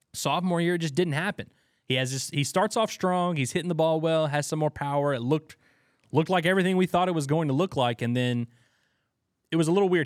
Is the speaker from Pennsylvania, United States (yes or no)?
no; Louisiana, United States; I'm from Louisiana, so I always gotta support my Louisiana Hogs.